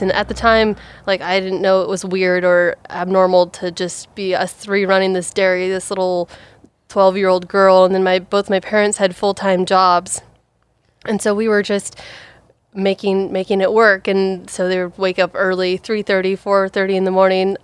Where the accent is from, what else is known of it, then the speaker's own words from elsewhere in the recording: Ethel, Washington, United States; also born or lived in Vancouver, Washington; born and raised on a dairy farm, um, originally starting down in Vancouver, Washington. Um, my dad got into dairy farming, had to pick up and move the entire dairy up into the raging, booming town of Ethel, Washington, where I say, "Oh, yeah, I'm from Ethel